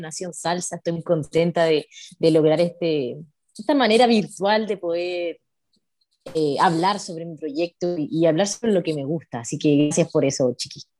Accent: Coquimbo, Chile; en la región de Coquimbo, donde yo nací, que es como unas seis horas de la capital de Chile.

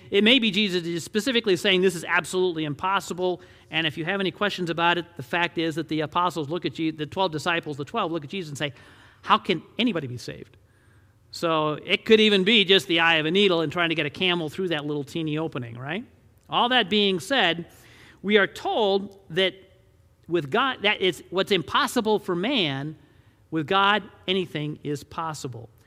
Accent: Detroit, Michigan, United States; I grew up in Detroit, Michigan

